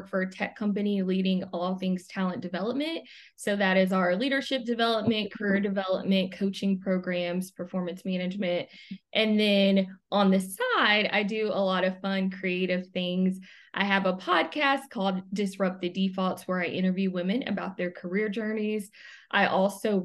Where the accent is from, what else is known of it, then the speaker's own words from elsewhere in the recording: Arkansas, United States; moved away as an adult; also born or lived in North Carolina; grew up in Arkansas my entire life, same small town. And I went away to North Carolina